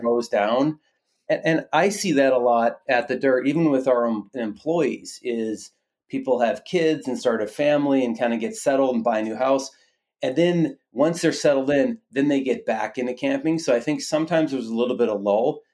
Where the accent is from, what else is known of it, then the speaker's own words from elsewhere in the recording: Minnesota, United States; myself and my co-founder, my wife, we're both from Minnesota